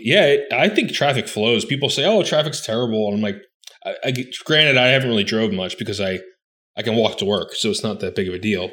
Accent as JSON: {"language": "English", "town": "Philadelphia", "region": "Pennsylvania", "country": "United States", "tie": "born or raised there", "moved": "yes", "said": "I grew up in South Philly"}